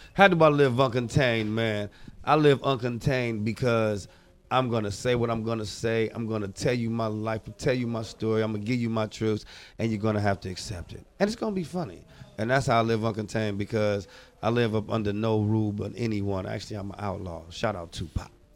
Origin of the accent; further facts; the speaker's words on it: Oakland, California, United States; I'm from Oakland, California